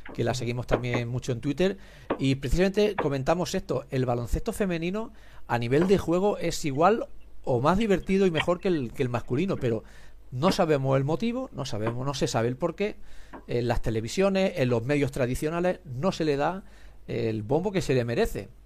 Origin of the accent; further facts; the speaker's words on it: Spain; los que somos de España